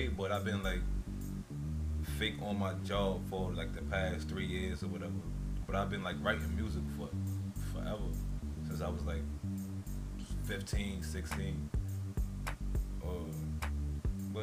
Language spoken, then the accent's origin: English; New York City, New York, United States; I was born and raised in Queens